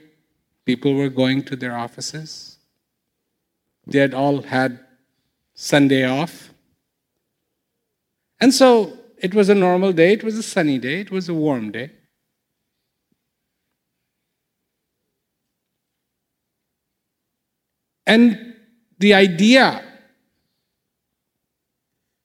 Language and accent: English; India; moved away; When I was growing up in India